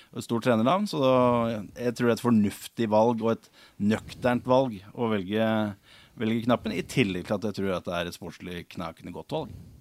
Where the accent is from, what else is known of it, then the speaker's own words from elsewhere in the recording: Hamar, Innlandet, Norway; Jeg er født og oppvokst på Briskeby